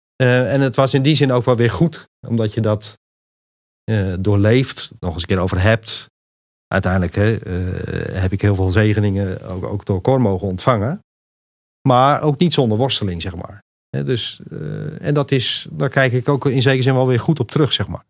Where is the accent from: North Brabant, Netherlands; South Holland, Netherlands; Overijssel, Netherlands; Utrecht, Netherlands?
Utrecht, Netherlands; Montfoort; moved away as an adult; also born or lived in Enkhuizen / Rotterdam; now in Apeldoorn, Netherlands; Geboren in Enkhuizen, getogen in Montfort tussen Utrecht en Gouda.